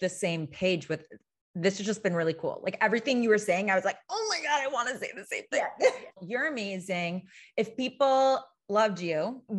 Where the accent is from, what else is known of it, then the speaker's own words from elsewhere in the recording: Wisconsin, United States; this overnight camp that I went to growing up in Wisconsin.